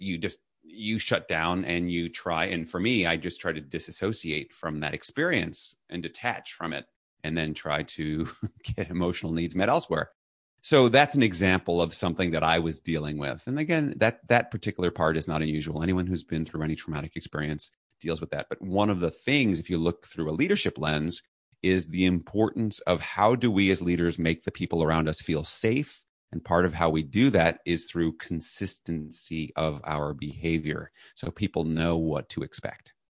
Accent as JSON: {"language": "English", "town": "New York City", "region": "New York", "country": "United States", "tie": "born or raised there", "said": "I was raised in New York City"}